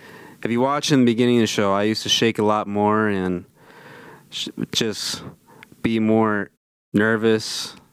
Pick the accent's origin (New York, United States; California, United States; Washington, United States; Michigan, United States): Michigan, United States; I'm from Michigan. I'm 23.